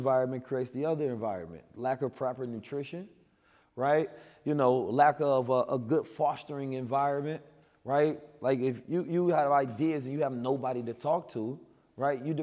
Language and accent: English; United States; also born or lived in Oakland, California / St. Louis, Missouri; I grew up in Oakland and St. Louis